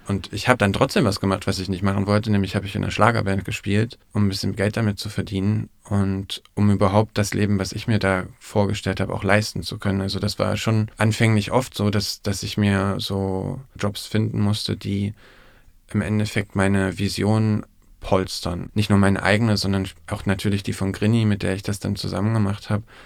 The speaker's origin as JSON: {"language": "German", "town": "Erfurt", "region": "Thuringia", "country": "Germany", "said": "in Erfurt, wo ich herkomme"}